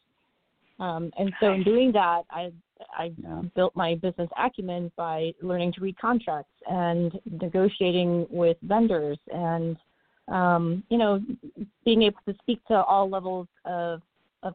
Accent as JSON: {"language": "English", "area": "Monterey Bay", "region": "California", "country": "United States", "tie": "born or raised there", "also_born_or_lived": "San Jose", "said": "I grew up in Monterey Bay, beautiful Monterey Bay, and now I live in a city that's a larger version of it by the ocean"}